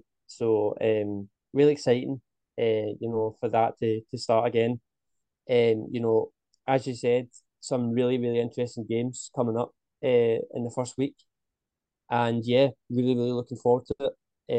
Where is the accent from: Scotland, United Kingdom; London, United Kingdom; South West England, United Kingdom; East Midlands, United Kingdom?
Scotland, United Kingdom; And obviously, as Scottish football fans, me and you have seen a lot of Postecoglou's team, Celtic team, the last couple of years.